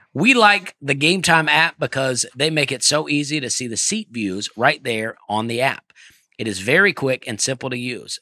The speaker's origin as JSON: {"language": "English", "region": "Alabama", "country": "United States", "said": "I'm from Alabama"}